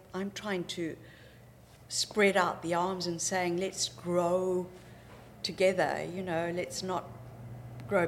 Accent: Zimbabwe; moved away as an adult; also born or lived in Zambia / Cape Town, South Africa; now in New Zealand; I was born in Zambia, bred in Zimbabwe

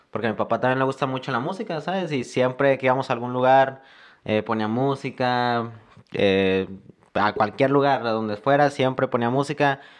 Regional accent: La Paz, Baja California Sur, Mexico; eh, soy mexicano, me considero más de toda la República, ya que yo soy una persona que ha estado viajando en, de diferentes ciudades. Me identifico más de aquí con La Paz

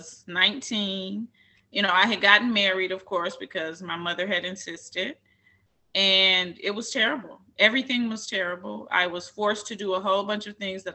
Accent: Columbia, Tennessee, United States; I was born in Columbia, Tennessee

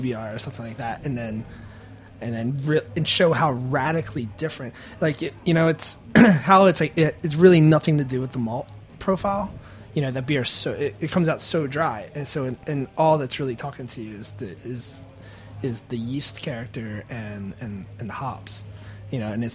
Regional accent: Baltimore, Maryland, United States; I'm a dude from Baltimore

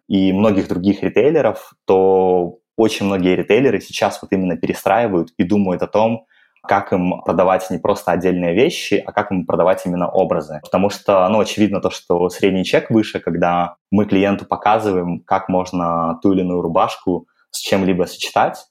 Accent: Belarus; moved away as an adult; now in Moscow, Russia; я сам из Беларуси, и в 21 год после Белорусского государственного

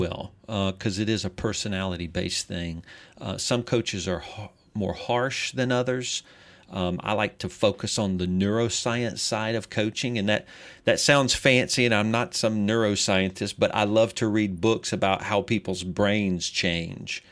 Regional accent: Greenville, South Carolina, United States; I'm originally from Greenville, South Carolina

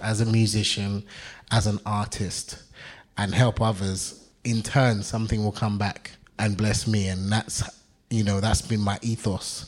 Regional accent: Sierra Leone; moved away; also born or lived in London; I was born in London, but I lived in Sierra Leone. I'm half Sierra Leonean, half Ghanaian

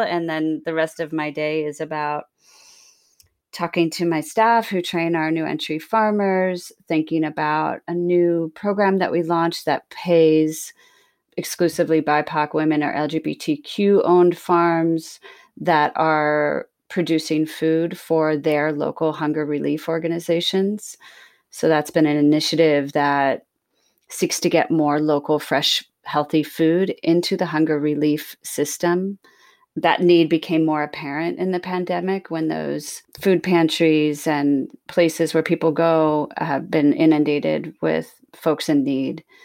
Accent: Sacramento, California, United States; moved away as an adult; also born or lived in Bermuda / Hudson Valley, New York; growing up in Sacramento, California, and I was the youngest of five

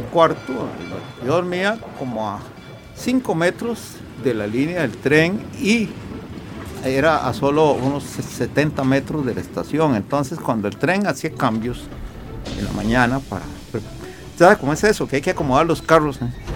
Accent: Alajuela, Costa Rica; Yo nací en, en el barrio del Carmen de Alajuela.

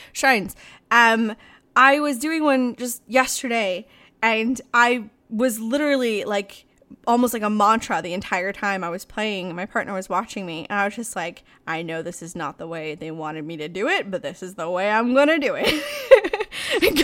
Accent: Ireland; I'm fucking Irish

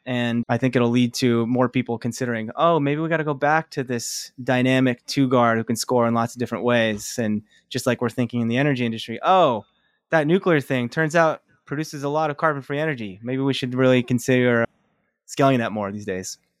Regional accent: Philadelphia, Pennsylvania, United States; I grew up in the Philadelphia area

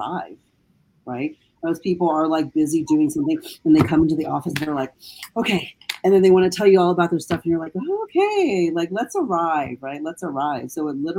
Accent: United States; growing up in the United States

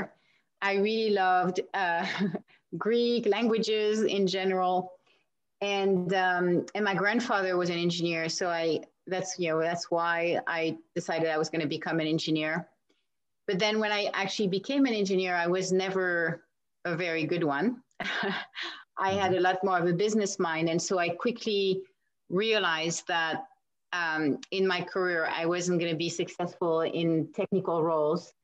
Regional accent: Paris, Île-de-France, France; English is a second language; moved away; Yes, I was born in France. I grew up in Paris, in France.

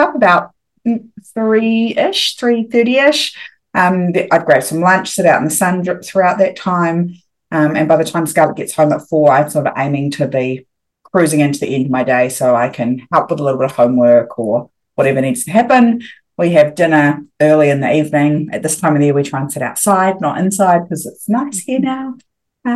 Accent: New Zealand; moved away as an adult; also born or lived in Thailand; I'm a New Zealander and we all do our OEs

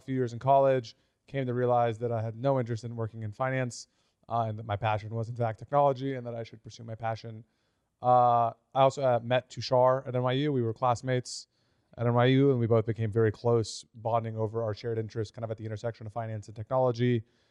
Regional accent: Austin, Texas, United States; Yeah, so I was born and raised here in Austin. My parents still live about 30, 40 minutes away.

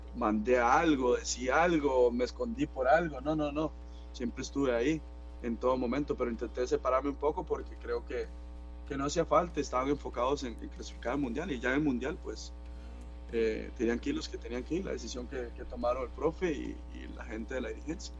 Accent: Liberia, Guanacaste, Costa Rica; moved away as an adult; now in Bochum, Germany; el lugar de donde salí, mi pueblo

